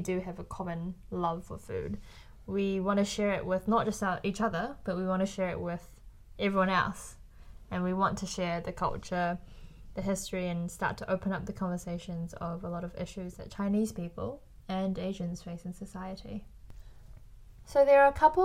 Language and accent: English; New Zealand; also born or lived in China; I was born in New Zealand. And I was raised here until I was about 10 or 11 years old.